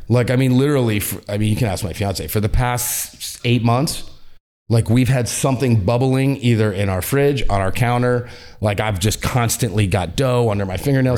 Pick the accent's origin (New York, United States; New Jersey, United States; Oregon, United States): New York, United States; we're all from New York